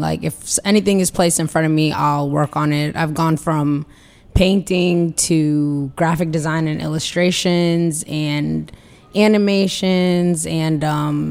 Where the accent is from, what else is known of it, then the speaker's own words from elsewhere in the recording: the DMV, DC metropolitan area, United States; also born or lived in Los Angeles, California, United States; I'm from the DMV. I was born in LA, but moved here pretty young. I think like when I started school.